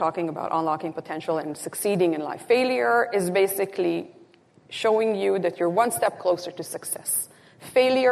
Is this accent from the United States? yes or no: no; Israel; moved away; I'm originally from Israel